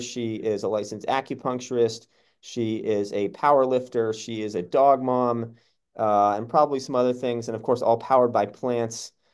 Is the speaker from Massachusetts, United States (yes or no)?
yes; Massachusetts, United States; we both grew up in Massachusetts